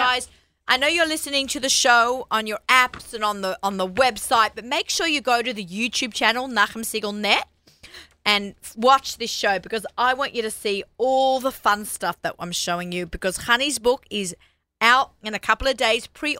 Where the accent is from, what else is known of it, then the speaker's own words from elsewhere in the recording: Sydney, New South Wales, Australia; moved away; But I'm from Sydney.